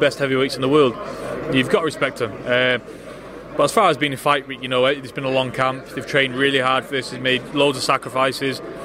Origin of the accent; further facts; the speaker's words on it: United Kingdom; a Brit